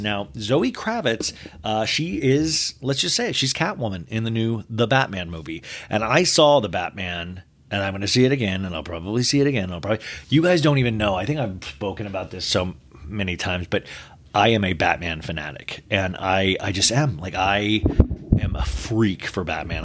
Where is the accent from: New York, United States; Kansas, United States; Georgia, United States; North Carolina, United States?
Kansas, United States; Olathe; growing up in Olathe, Kansas